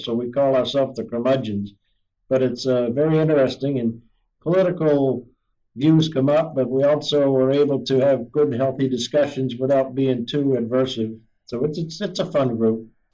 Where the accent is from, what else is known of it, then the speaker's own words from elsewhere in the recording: Old Town, Maine, United States; moved away as an adult; I grew up in Old Town, Maine